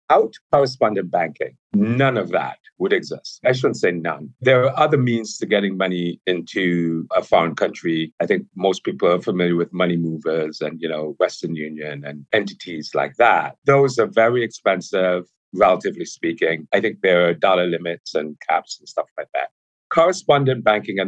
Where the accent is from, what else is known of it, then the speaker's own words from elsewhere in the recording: Montserrat; I'm originally from a small island in the Caribbean called Montserrat.